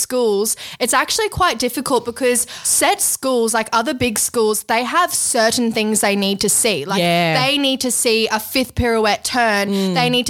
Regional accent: Brisbane, Queensland, Australia; 13 from Brisbane, Australia

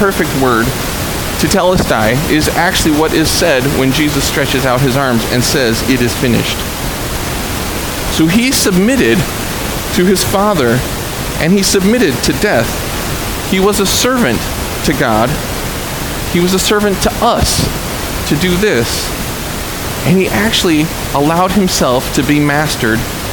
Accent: Dearborn, Michigan, United States; I'm from Dearborn

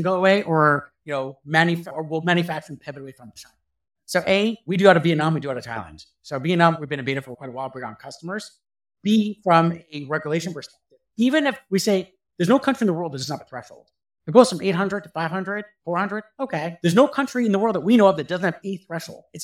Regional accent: Canada; As a Canadian

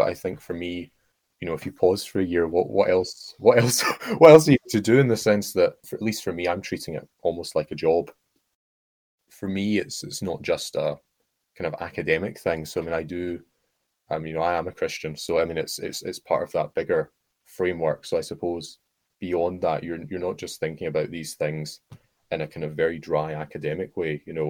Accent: Oxford, South East England, United Kingdom; It's a bit like my hometown in the sense that, in Oxford, you walk a little bit and then there are fields.

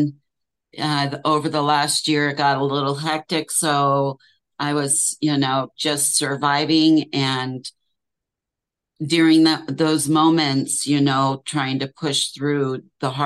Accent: Reno, Nevada, United States; moved away as an adult; now in California, United States; I am moving from Reno. I was born and raised here, and we've lived in our current home for 32 years

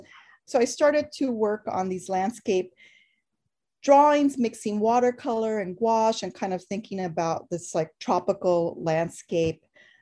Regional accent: Los Angeles, California, United States; I'm an artist from Los Angeles.

